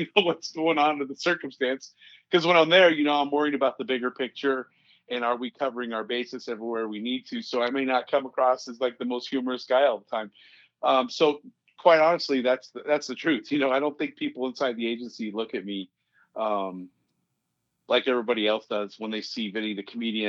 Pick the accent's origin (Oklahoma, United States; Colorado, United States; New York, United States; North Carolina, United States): Colorado, United States; Boulder; I'm from Boulder, Colorado, and I work for the Boulder County Sheriff's Office in Colorado.